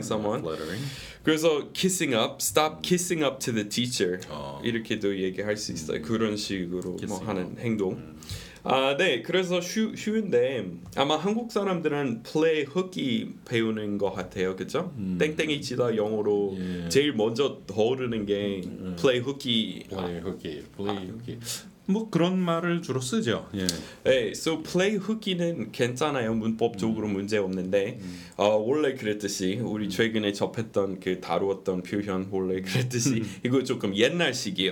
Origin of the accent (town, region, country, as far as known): United States; Korean is a second language; moved away